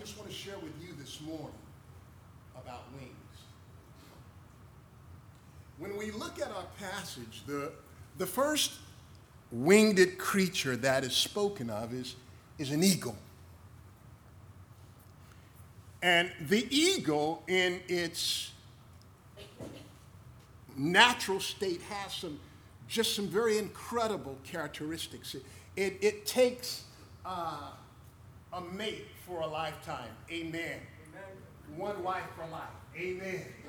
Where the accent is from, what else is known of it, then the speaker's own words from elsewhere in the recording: United States; moved away; I'm glad I'm American